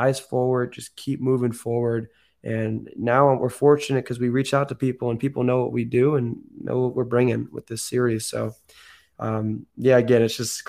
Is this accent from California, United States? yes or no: yes; Oakland, California, United States; moved away as an adult; now in Chicago, United States; born and raised in the Bay